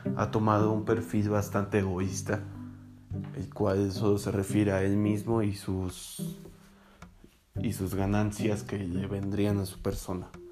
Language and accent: Spanish; Tuxtla Gutiérrez, Chiapas, Mexico; moved away; yo soy de Tuxtla Gutiérrez, Chiapas